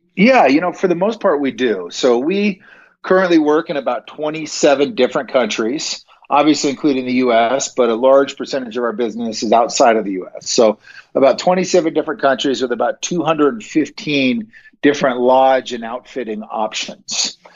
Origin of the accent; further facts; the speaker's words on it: Bend, Oregon, United States; moved away as an adult; now in Montana, United States; I grew up out in Central Oregon